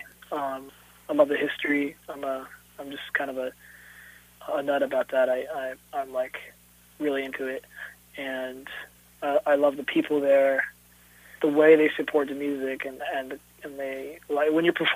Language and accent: English; Jefferson City, Missouri, United States; born or raised there; also born or lived in Dallas, Texas; now in Kansas City, United States